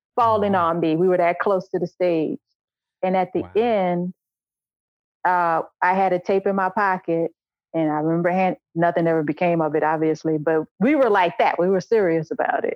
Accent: New Orleans, Louisiana, United States; moved away as an adult; also born or lived in Los Angeles / Macon; now in Chicago, United States; I needed to leave New Orleans. I had to get out of New Orleans. Like I could not I was that person who was not going to live in my hometown

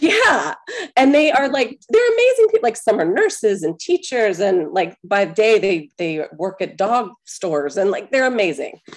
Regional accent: Atlanta, Georgia, United States; I'm from Atlanta, born at Piedmont Hospital

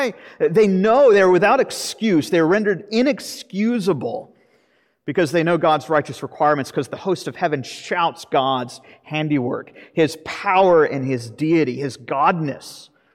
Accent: Florida, United States; But I grew up in Florida.

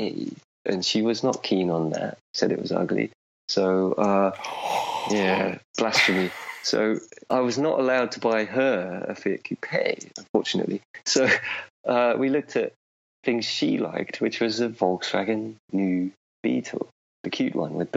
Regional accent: Higham Ferrers, East Midlands, United Kingdom; moved away as an adult; also born or lived in Oxford, England; now in Finland; my hometown called Higham Ferris, which is in Northamptonshire

